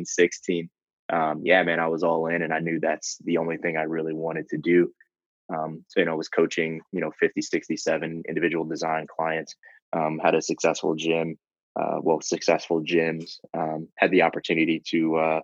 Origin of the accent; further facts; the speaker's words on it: Kenosha, Wisconsin, United States; also born or lived in Chicago, Illinois; I'm from the Midwest. I was born in Chicago. Grew up in southeastern Wisconsin in a little place called Kenosha